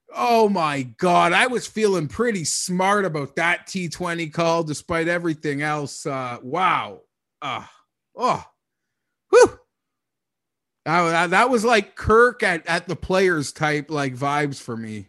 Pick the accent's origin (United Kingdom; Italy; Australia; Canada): Canada; we're Canadian